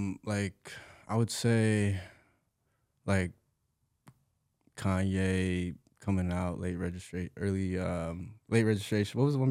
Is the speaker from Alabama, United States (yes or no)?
no; California, United States; So I'm from Orange County. I was born and raised out there. Black and Mexican dude. Mom's Latina from Michoacan, Mexico. My dad is from Jersey.